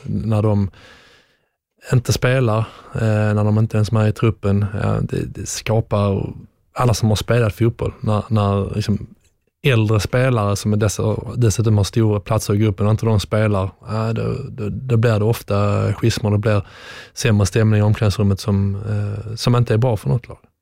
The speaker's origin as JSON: {"language": "Swedish", "country": "Sweden", "also_born_or_lived": "England", "moved": "as an adult", "said": "som svensk"}